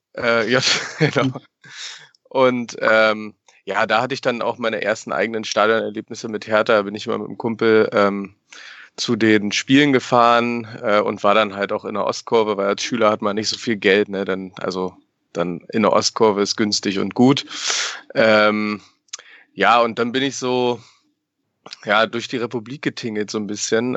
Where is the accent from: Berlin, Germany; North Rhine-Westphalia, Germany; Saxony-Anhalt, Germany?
Berlin, Germany; now in Paderborn, Germany; ich bin tatsächlich in Berlin geboren und bin in der guten Hellersdorfer Platte groß geworden